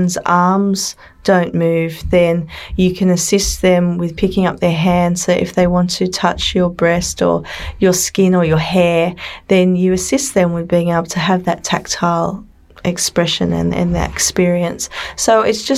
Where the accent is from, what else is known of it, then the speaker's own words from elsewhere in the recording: Sydney, New South Wales, Australia; I come from Australia, from Sydney